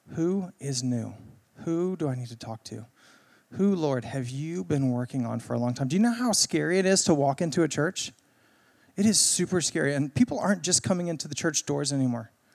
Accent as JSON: {"language": "English", "town": "Greenville", "country": "United States", "tie": "born or raised there", "said": "I grew up here in Greenville"}